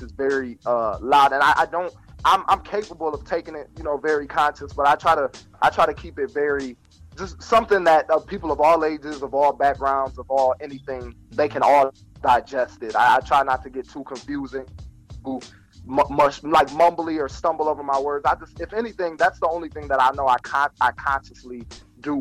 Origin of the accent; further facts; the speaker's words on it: Toledo, Ohio, United States; I'm from Toledo, so I mean Toledo, it's not that small of a city